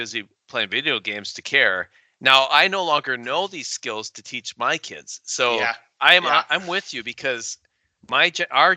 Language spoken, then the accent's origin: English; Wisconsin, United States; because I grew up in Wisconsin